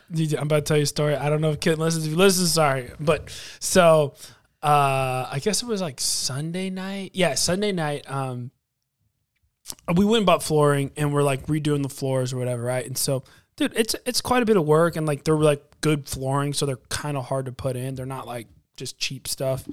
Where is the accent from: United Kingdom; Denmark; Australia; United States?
United States